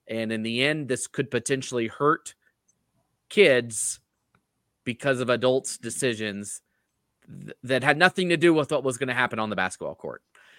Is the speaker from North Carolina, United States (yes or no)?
yes; North Carolina, United States; I'm from North Carolina. I can't talk about twisted families.